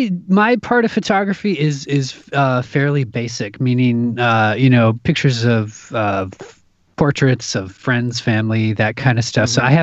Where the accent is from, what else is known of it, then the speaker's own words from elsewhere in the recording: Midwest, United States; now in Minneapolis, United States; I come from the Midwest. I live in Minneapolis, Minnesota, and there's a ton of theater here.